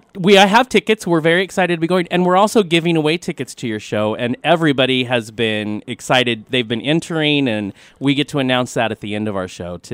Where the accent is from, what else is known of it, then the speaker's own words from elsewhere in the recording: Spokane, Washington, United States; But Lily, we're from Spokane, Washington.